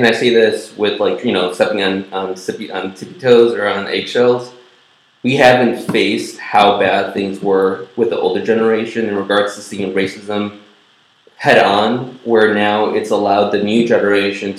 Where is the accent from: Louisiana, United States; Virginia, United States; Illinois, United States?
Illinois, United States; Evanston; I grew up in Evanston